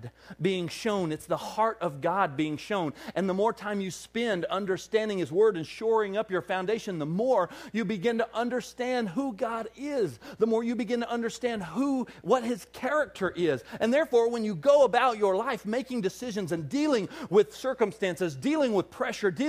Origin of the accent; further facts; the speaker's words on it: Arkansas, United States; accent: Southern; now in Wisconsin, United States; this Arkansas boy, the longer he stays in Wisconsin, is going to get an accent